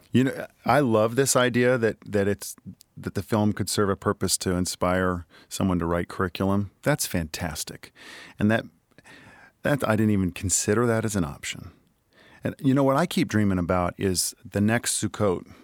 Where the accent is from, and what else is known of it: Indianapolis, Indiana, United States; born or raised there